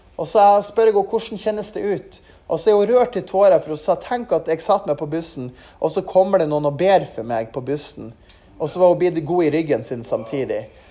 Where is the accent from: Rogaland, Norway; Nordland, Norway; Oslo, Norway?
Nordland, Norway; Mo i Rana; moved away; also born or lived in Levanger; til Mo i Rana, for det er der jeg er fra